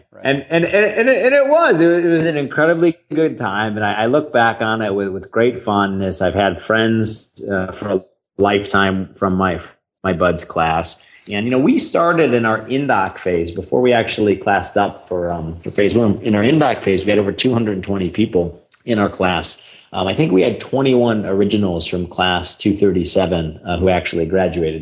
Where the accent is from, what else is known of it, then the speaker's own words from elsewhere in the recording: St. Louis, Missouri, United States; I grew up in St. Louis, Missouri.